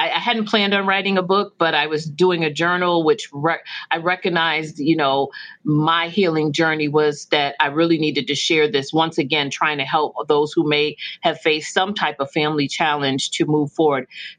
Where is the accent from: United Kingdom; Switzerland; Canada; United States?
United Kingdom; London; born there; I was born in London, England.